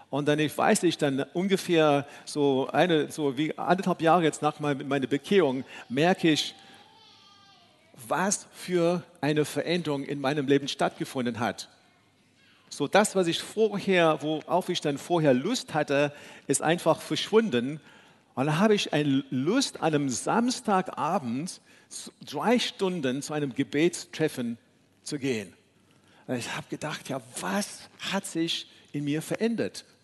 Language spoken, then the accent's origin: German; South Africa; moved away; So wie viele, viele von euch wissen, äh, bin ich in Südafrika aufgewachsen, in einer ganz anderen Kultur.